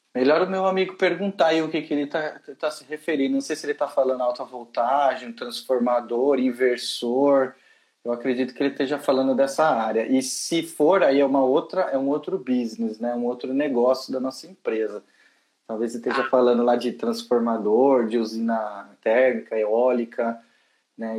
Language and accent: Portuguese; Brazil; moved away as an adult; now in United Kingdom; desculpa meu acento, eu sou lá do Brasil